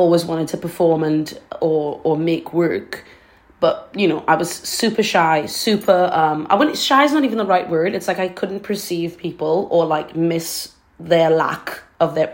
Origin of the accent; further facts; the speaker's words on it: Trinidad & Tobago; now in London, United Kingdom; I grew up in Trinidad. I'm born there.